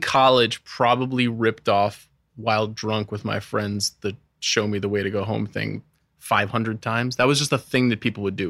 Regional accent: Long Island, New York, United States; I grew up on Long Island

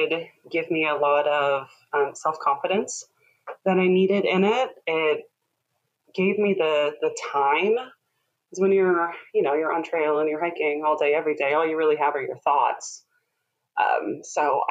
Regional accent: Midwest, Minnesota and Illinois, United States; moved away as an adult; also born or lived in Portland, Oregon; now in Southern Oregon, United States; I grew up in the Midwest, Minnesota and Illinois

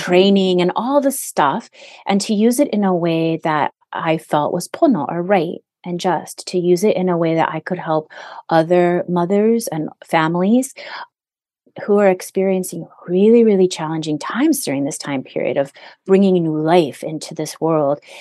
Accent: Hawaii, United States; now in Southern California, United States

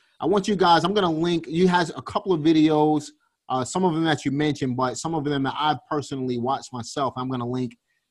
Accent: New York City, New York, United States; also born or lived in Reading, Pennsylvania; now in Greensboro, United States; I'm from Brooklyn

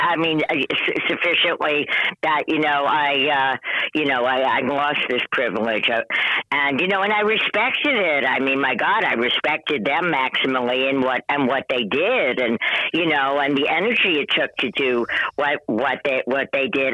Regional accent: New York City, New York, United States; moved away; I grew up in Manhattan on the Upper West Side

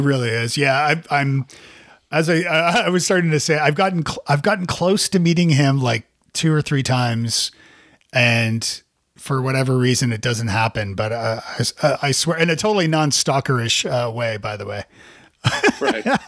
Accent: Canada; now in Nashville, United States; as a Canadian too

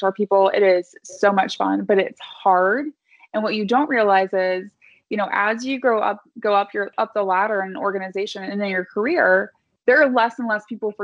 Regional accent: Midwest, United States; I'm from the Midwest

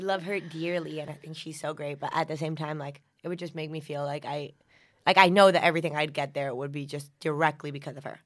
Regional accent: United States; accent: American; also born or lived in Argentina; My dad's Venezuelan and my mom's Mexican, and I grew up in the United States

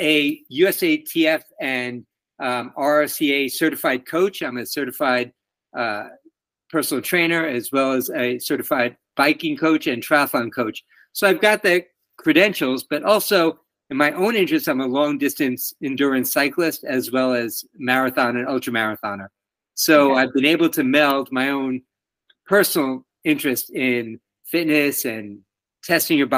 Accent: New York City, New York, United States; moved away as an adult; now in Washington, DC, United States; where I grew up in Queens, New York

